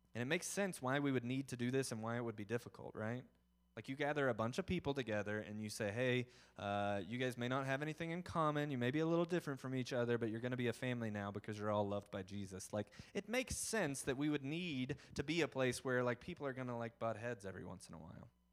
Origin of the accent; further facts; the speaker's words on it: the South, United States; I'm from the South